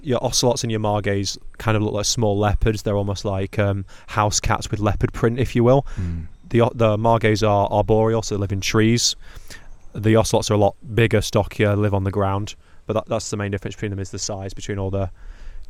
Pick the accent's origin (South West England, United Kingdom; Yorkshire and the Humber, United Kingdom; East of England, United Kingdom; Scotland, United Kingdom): Yorkshire and the Humber, United Kingdom; Sheffield; I'm from a city called Sheffield